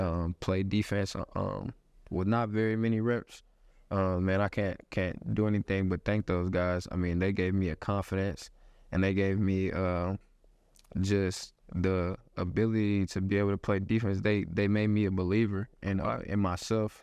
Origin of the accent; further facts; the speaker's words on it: Houston, Texas, United States; moved away; born, born and raised in Houston, Texas